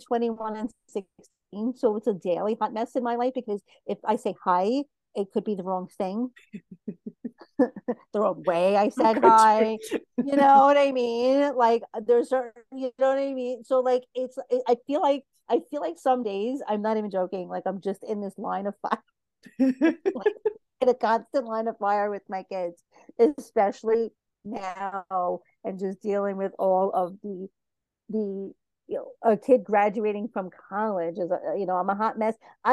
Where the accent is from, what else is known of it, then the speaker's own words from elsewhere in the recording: New York City, New York, United States; I'm from Brooklyn.